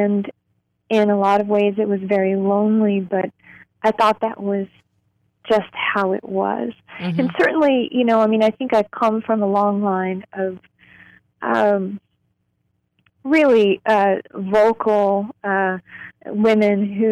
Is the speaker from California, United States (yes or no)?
no; Louisville, Kentucky, United States; I grew up in Louisville, Kentucky.